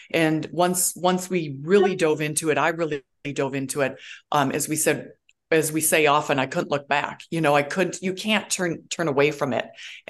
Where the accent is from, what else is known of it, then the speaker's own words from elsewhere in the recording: Minnesota, United States; moved away as an adult; now in Houston, United States; when I moved here from Minnesota in 1996